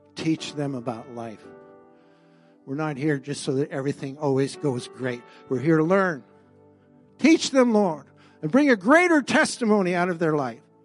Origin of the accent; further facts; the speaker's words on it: Mercer Island, Washington, United States; now in Canada; I was born in Mercer Island, came up to Canada